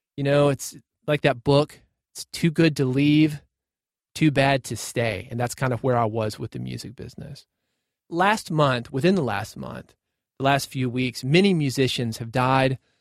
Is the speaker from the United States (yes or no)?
yes; Nashville, Tennessee, United States; I grew up in Nashville. born in Nashville